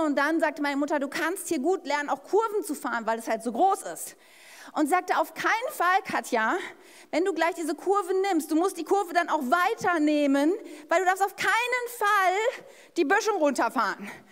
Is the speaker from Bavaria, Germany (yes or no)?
no; Ennepetal, North Rhine-Westphalia, Germany; ich bin ja in der Stadt Ennepetal aufgewachsen